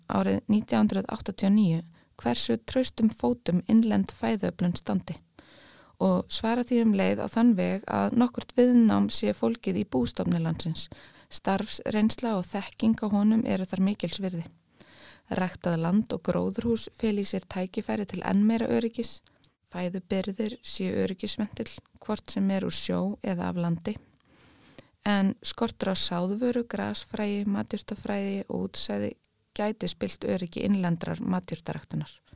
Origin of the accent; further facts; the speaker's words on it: Iceland; við erum eiland á norður hjara veraldar